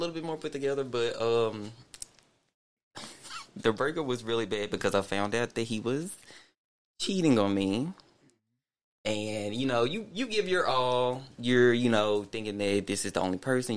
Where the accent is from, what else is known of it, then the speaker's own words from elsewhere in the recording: Memphis, Tennessee, United States; I'm from Orange Mound.